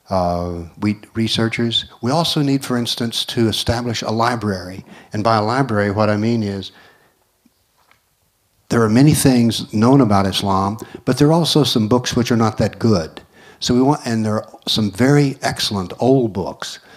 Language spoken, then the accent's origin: English; North Macedonia; I came from Macedonia, as I said, and the governments there are doing what they call synchronizing the histories.